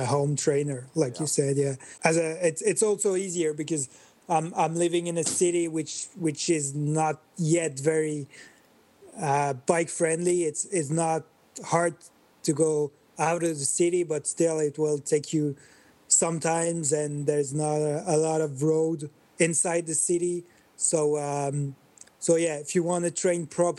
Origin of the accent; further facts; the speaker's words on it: Belgium; I grew up in Belgium. I'm living in Belgium